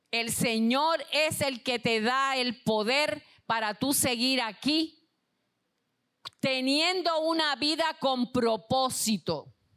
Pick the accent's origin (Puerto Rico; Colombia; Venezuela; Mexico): Puerto Rico; ustedes son parte de este país como yo lo soy